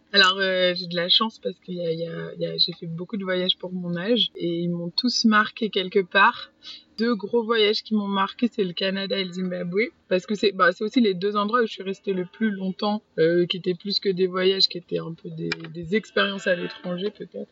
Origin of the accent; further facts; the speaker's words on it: Paris, Île-de-France, France; moved away; j'ai grandi à Paris.